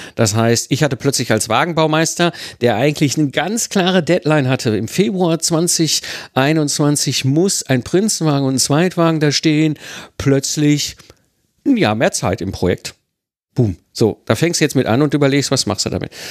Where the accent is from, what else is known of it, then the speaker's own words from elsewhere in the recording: Ruhr area, North Rhine-Westphalia, Germany; now in Rheidt, Germany; ich kenne keinen Karneval, ich komme aus dem Ruhrpott, da hatten wir keinen Karneval